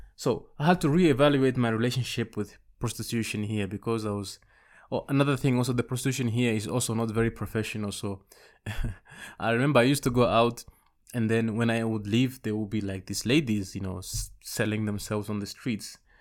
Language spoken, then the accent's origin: English; Amsterdam, North Holland, Netherlands; also born or lived in Rwanda / Congo / Zambia; I grew up in the Netherlands mostly. Amsterdam, to be specific.